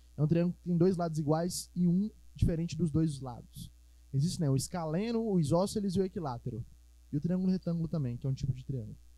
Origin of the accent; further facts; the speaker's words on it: Minas Gerais, Brazil; accent: mineiro; a gente é mineiro, a gente é, a gente é acostumado a falar a vogal é, é, é